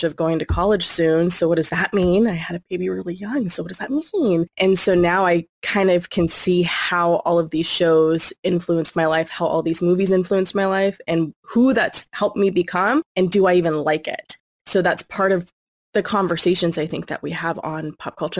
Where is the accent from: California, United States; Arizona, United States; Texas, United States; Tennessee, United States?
California, United States; born and raised in California, but where I reside is specifically in the Central Valley